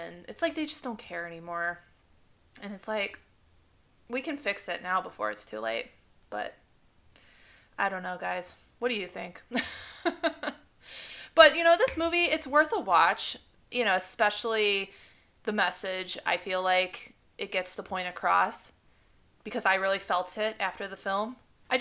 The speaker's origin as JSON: {"language": "English", "town": "Chicago", "region": "Illinois", "country": "United States", "tie": "born or raised there", "said": "I'm blessed to have lived so close to Chicago over the years, like since I was born"}